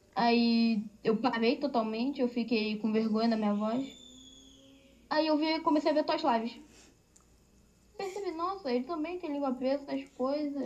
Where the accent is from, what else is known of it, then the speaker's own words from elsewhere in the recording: Rio de Janeiro, Brazil; sou carioca